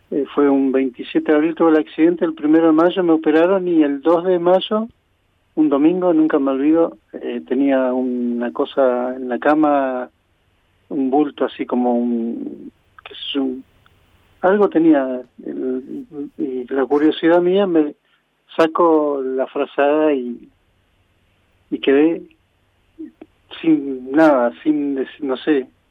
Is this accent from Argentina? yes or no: yes; Esquel, Chubut, Argentina; soy nativo de acá de Esquel.